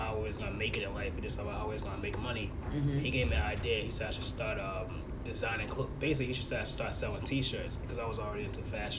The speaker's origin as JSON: {"language": "English", "town": "Boston", "region": "Massachusetts", "country": "United States", "said": "I'm from Boston"}